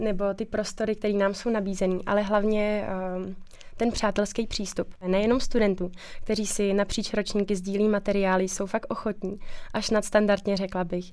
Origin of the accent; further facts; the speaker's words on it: Czechia; moved away as an adult; now in Plzeň, Czech Republic; já pocházím z Podkrkonoší, to je odsud asi pět hodin